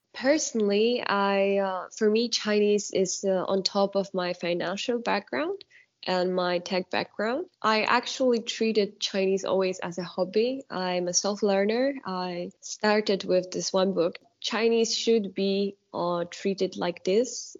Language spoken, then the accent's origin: English; Poland; also born or lived in China; now in Düsseldorf, Germany; I'm from Poland.